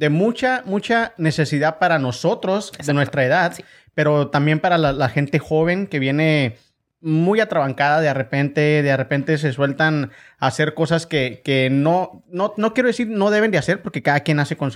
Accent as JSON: {"language": "Spanish", "region": "Chihuahua", "country": "Mexico", "accent": "chihuahuense"}